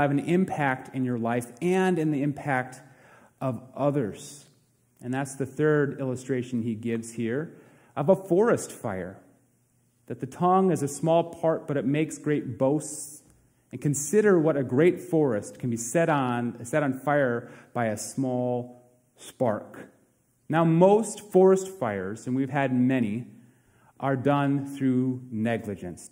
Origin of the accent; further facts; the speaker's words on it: Princeton, United States; my hometown of Princeton